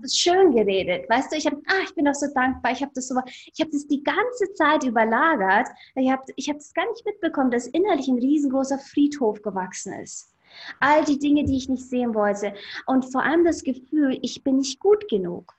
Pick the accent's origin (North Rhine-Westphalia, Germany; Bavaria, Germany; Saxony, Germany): Bavaria, Germany; Ingolstadt; ich bin in Ingolstadt geboren und aufgewachsen